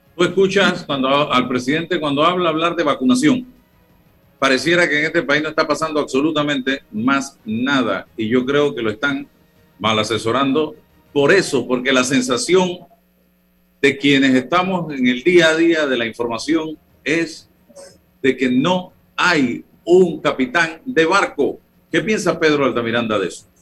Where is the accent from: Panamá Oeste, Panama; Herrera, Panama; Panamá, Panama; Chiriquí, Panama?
Herrera, Panama; Chitré; en mi tierra, Chitré